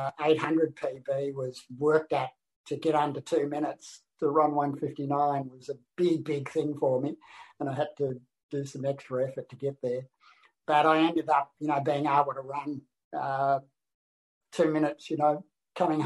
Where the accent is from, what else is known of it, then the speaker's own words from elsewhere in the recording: Australia; I'm the only Australian